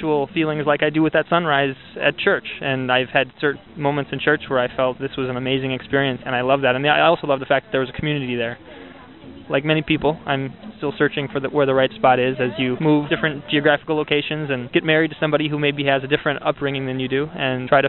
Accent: Minnesota, United States; we're from Minnesota, and so we spent a lot of time in the northern woods in Minnesota

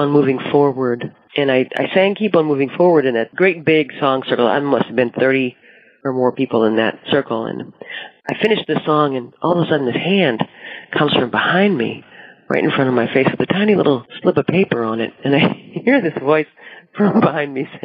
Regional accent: Ohio, United States; moved away as an adult; now in New York State, United States; I was growing up in Ohio, because I lived in the Cuyahoga River Valley

